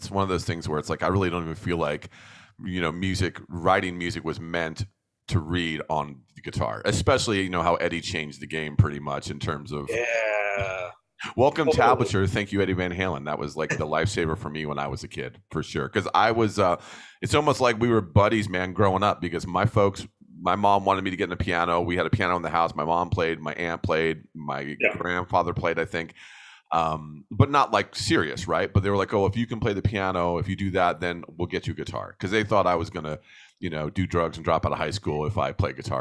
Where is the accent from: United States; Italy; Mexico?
United States; New Jersey; I grew up in New Jersey watching WOR9